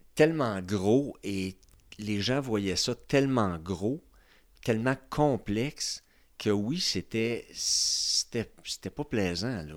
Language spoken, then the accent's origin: French; Trois-Rivières, Quebec, Canada; now in Quebec City, Canada; je viens de Trois-Rivières